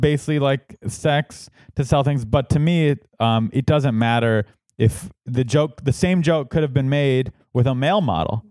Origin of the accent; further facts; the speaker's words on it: San Diego, California, United States; moved away; San Diego, my hometown.